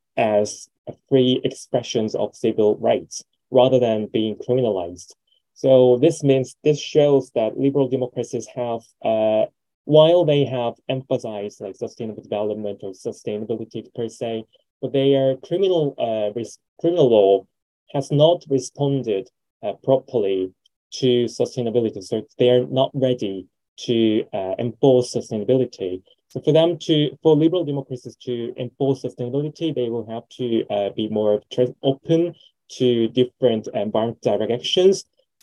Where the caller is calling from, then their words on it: South Korea; English is a second language; I'm speaking from South Korea.